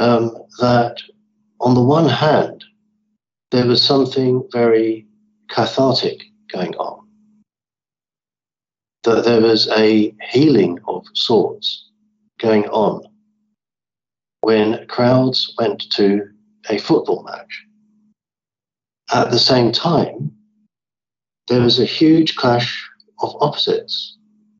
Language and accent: English; London, United Kingdom; as a child growing up in London